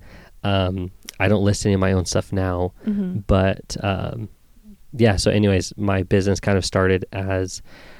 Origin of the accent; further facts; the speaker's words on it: Queen Creek, Arizona, United States; was born and raised out in Queen Creek